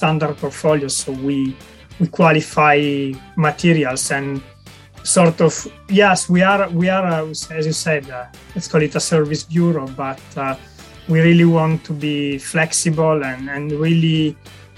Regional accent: Italy; moved away as an adult; also born or lived in France; now in United Kingdom; I'm originally from Italy, and I left Italy probably about 15 years ago when I was doing my master degree in material science

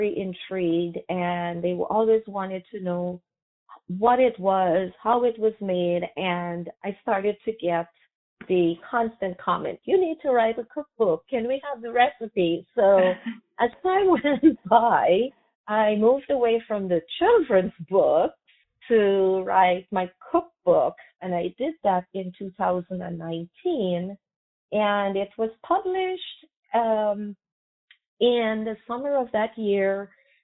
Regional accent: Guyana; I was born in British Guyana, now called Guyana, which is in South America. And I grew up surrounded with food

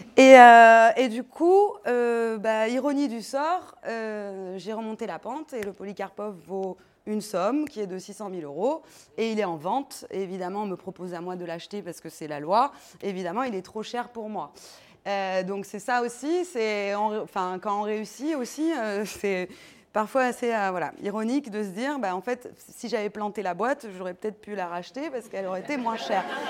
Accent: Paris, Île-de-France, France; also born or lived in Granada; j'ai grandi à Paris, du côté de Gare de Lyon

